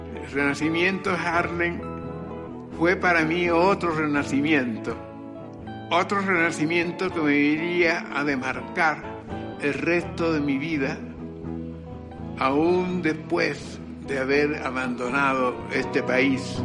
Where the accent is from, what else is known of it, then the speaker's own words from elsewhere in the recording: Lorica, Córdoba, Colombia; Nací en Lorica el 17 de marzo del 1920